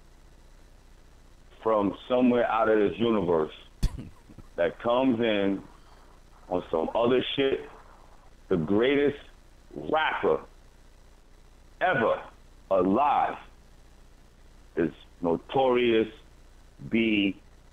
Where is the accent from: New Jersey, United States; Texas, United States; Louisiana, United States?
New Jersey, United States; We're all from Jersey.